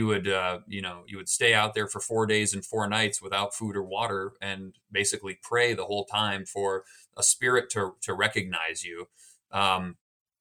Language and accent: English; United States; growing up in America in the 1990s and 2000s